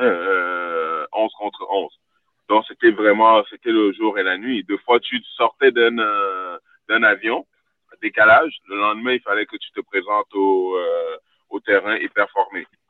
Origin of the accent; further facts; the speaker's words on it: Montreal, Quebec, Canada; moved away as an adult; also born or lived in Sweden; J'ai grandi à Montréal-Nord, mes parents n'avaient rien